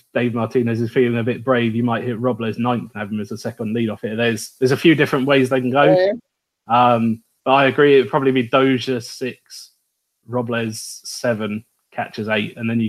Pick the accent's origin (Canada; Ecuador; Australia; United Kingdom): United Kingdom; accent: British; everyone can guess by my accent